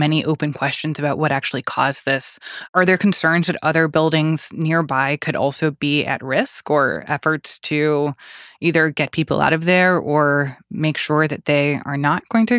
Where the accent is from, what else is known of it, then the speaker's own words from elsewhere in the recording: Miami, Florida, United States; I'm from Miami